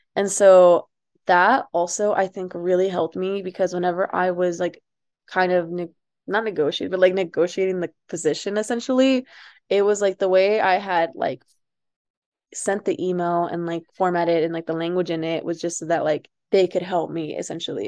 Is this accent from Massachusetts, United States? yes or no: no; Amarillo, Texas, United States; also born or lived in Ciudad Juarez, Chihuahua, Mexico; I, like, went to high school and some of middle school here in Amarillo, which is where I'm at right now